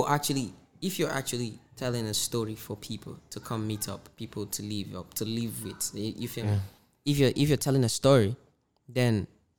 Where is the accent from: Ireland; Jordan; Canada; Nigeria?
Nigeria; when you hear Indian music, there's really nothing that's as a Nigerian, there's nothing that's supposed to there's nothing attractive that's supposed to attract you in it.